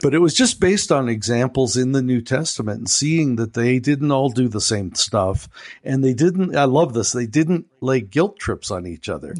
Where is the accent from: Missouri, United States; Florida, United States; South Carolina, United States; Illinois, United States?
Illinois, United States; Chicago; accent: American; we're from Chicago